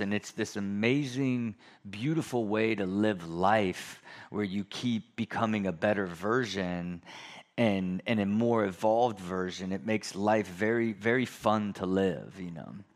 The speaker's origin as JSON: {"language": "English", "region": "Ohio", "country": "United States", "moved": "yes", "said": "I'm a skateboarder from Ohio"}